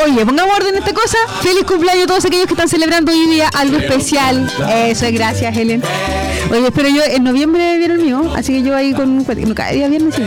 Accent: Chile; somos los chilenos

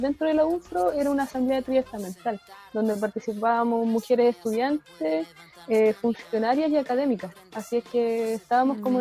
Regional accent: Puerto Saavedra, Araucanía, Chile; also born or lived in Nueva Imperial / Labranza, Temuco; now in Temuco, Chile; vivir mucho tiempo en la comuna de Puerto Saavedra, en el campo también, en, otro loft, como se en la comuna de, en el loft de Peleco, Tres Esquinas, Quechocagüín, sector de Quechocagüín, ahí me crié

